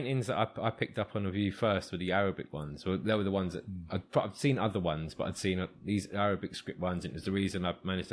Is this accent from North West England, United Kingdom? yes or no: no; London, United Kingdom; growing up here was really easy. Piece of piss in Kilburn